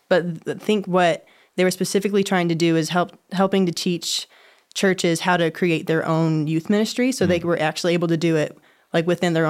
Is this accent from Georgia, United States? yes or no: no; Chicago, Illinois, United States; born there; I was born in Chicago, Illinois.